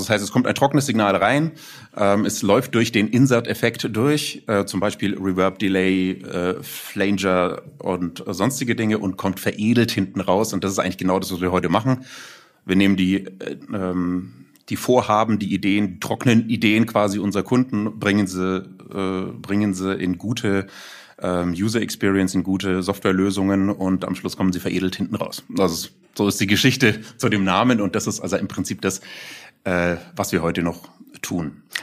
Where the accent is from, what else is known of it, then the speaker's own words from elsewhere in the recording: Nuremberg, Bavaria, Germany; freut mich sehr und dann auch als Nürnberger Digital-Urgestein bezeichnet zu werden.